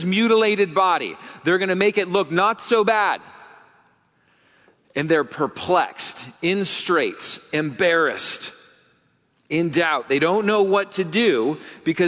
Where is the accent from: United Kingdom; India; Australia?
United Kingdom; England; as an English guy